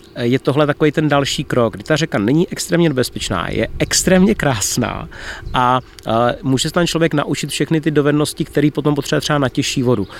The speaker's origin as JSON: {"language": "Czech", "country": "Czechia"}